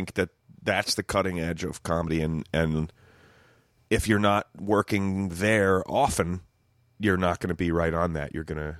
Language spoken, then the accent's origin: English; New Jersey, United States; I was from Jersey, so I was like, all right, I'm going to move back.